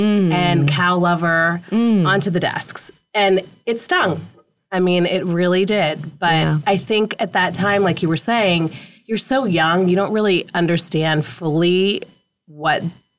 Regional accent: a small town outside of Pittsburgh, Pennsylvania, United States; I grew up in a really small town outside of Pittsburgh, Pennsylvania. Mm-hmm. blue collar, white town. My family defined diversity being Indian.

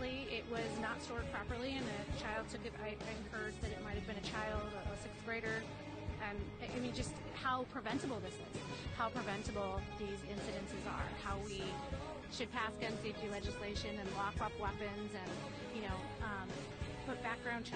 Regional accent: Highland Park, Illinois, United States; I'm from Highland Park, Illinois

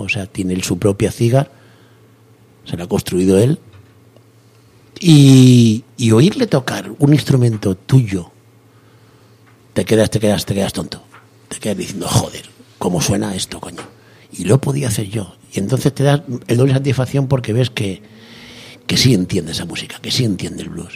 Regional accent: Turleque, Castilla-La Mancha, Spain; a Turleque, un pueblecito de Turleque, mi pueblo, a Turleque

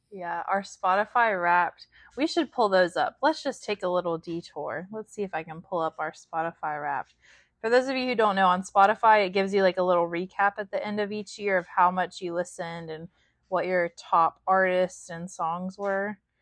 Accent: West Virginia, United States; We're both from West Virginia. Chance from Southern West Virginia, and I'm from, I guess, Central

